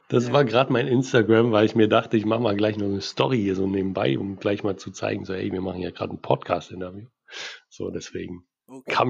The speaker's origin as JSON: {"language": "German", "region": "Berlin", "country": "Germany", "said": "Und gerade bei euch, sage ich jetzt mal als Berliner, ne, bei euch auf dem Dorf"}